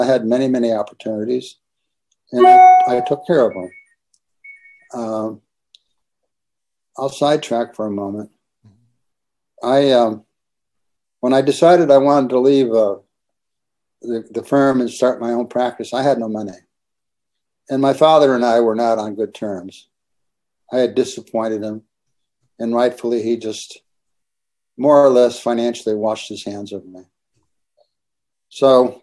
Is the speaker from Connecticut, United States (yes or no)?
yes; Connecticut, United States; moved away; also born or lived in Santa Barbara; I was born and raised in Connecticut.